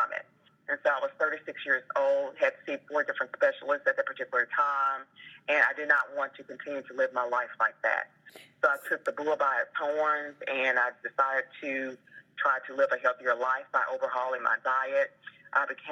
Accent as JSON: {"language": "English", "town": "Memphis", "region": "Tennessee", "country": "United States", "moved": "yes", "said": "I'm originally from Memphis, Tennessee"}